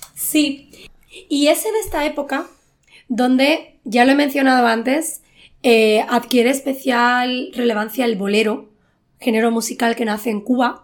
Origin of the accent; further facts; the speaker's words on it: Chipiona, Andalusia, Spain; mi pueblo